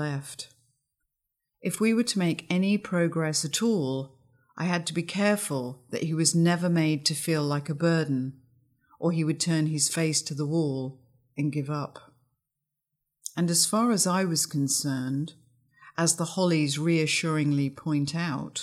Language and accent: English; England, United Kingdom; When I was growing up in England in the early 60s, love was never articulated verbally.